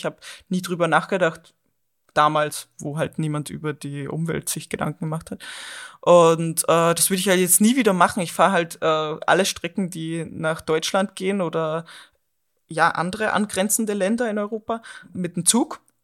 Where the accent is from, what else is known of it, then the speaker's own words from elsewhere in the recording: Austria; also born or lived in Vienna, Austria; Ich bin auch aus der Großstadt, also aus Wien in Österreich, dann äh, in meinen Heimatort zurückgezogen